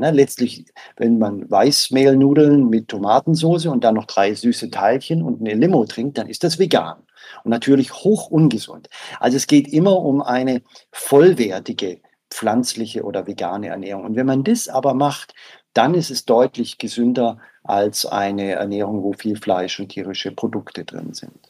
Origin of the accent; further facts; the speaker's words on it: Southern Germany, Germany; ich komme aus Süddeutschland